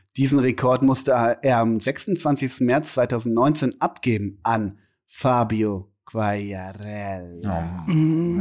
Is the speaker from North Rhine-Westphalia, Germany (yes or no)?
yes; Münster, North Rhine-Westphalia, Germany; in der Halle Münsterland, in Münster, in meiner Heimat